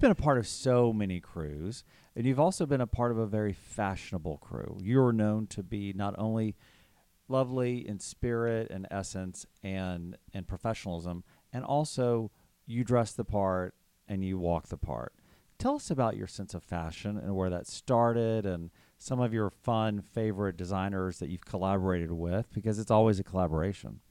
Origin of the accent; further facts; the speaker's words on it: Texas, United States; growing up in Texas